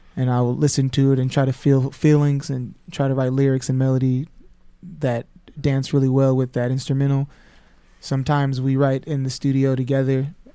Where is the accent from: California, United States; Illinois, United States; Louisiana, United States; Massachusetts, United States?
California, United States; Sacramento; moved away; I'm from Sacramento, California